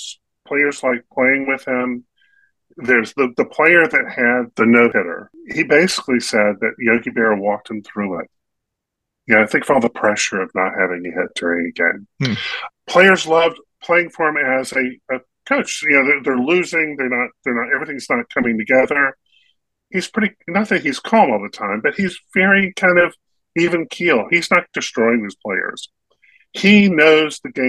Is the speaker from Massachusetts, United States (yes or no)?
no; North Carolina, United States; a kid growing up in North Carolina